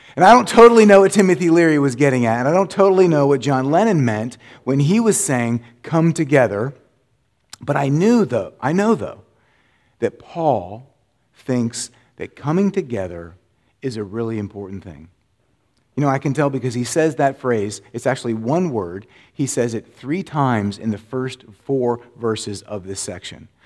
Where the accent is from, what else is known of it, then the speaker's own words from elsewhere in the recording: Florida, United States; moved away; I grew up in Florida